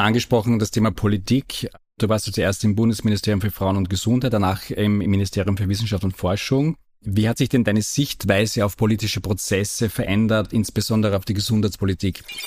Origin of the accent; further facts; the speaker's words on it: Feldbach District, East Styria, Austria; Ich komme auch aus der Oststeiermark